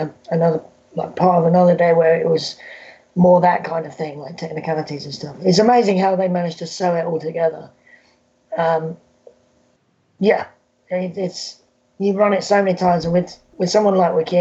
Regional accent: United Kingdom; accent: British; my British accent

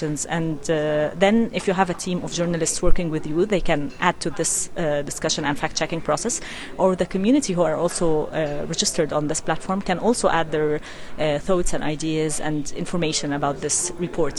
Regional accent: Egypt; I'm from Egypt

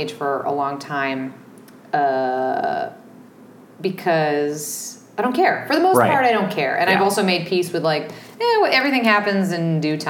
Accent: New England, United States; we are from New England.

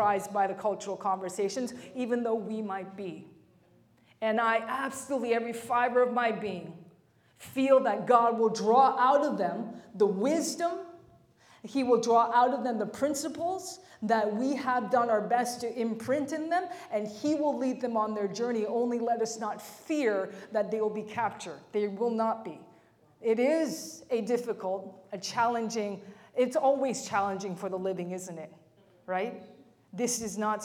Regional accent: Mississauga, Ontario, Canada; When I was growing up, I grew up in the West End of Toronto, Mississauga, Lorne Park area. That's where I went to school

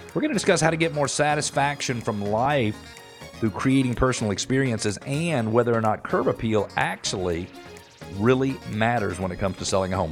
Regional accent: Atlanta, Georgia, United States; I grew up playing tennis in Metro Atlanta

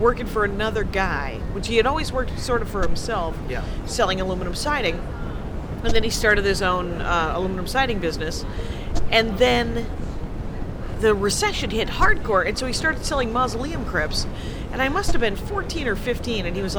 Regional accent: South Milwaukee, Wisconsin, United States; I'm from a little factory town outside of Milwaukee, and between Milwaukee and Racine, it is called South Milwaukee

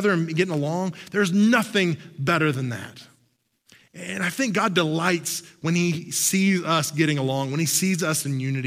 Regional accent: Oklahoma, United States; moved away as an adult; also born or lived in Texas; I grew up in Oklahoma and spent a lot of time in Texas

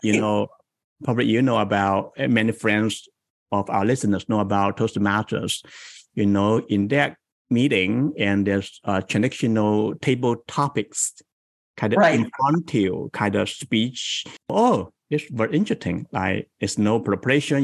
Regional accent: Guangdong, China; now in Bay Area, United States; I grew up in Guangdong province in South China in small town.

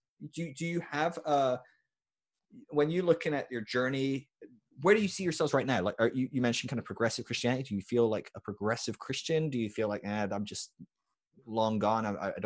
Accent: Scotland, United Kingdom; I'm a Scot as well, so.

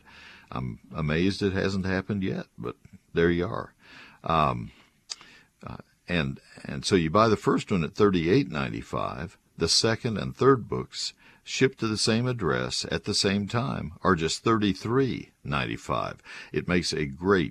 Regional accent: San Antonio, Texas, United States; I was born in San Antonio.

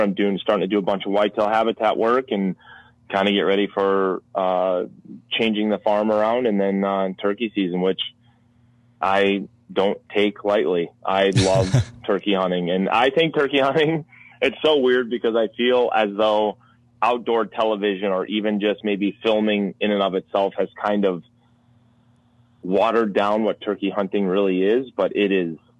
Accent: Minnesota, United States; I'm from Minnesota

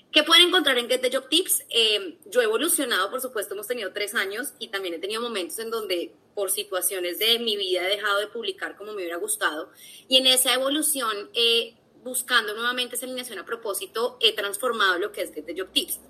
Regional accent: Bogotá, Colombia; also born or lived in London; bogotana, he estado trabajando en recursos humanos los últimos siete años eh, de mi vida laboral. Estudié tanto el colegio como la universidad

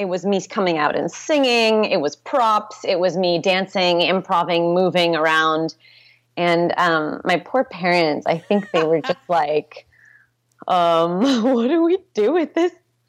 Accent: Portland, Oregon, United States; born there; I was born in Portland, Oregon.

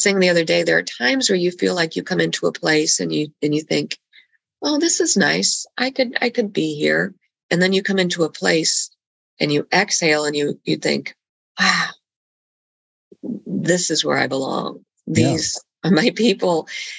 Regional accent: Bogotá, Bogotá Capital District, Colombia; I was born and raised in Bogota, Colombia.

